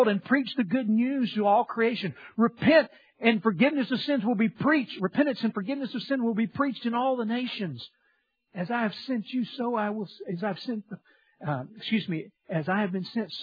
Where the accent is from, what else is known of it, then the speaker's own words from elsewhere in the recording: Louisiana, United States; I'm from Louisiana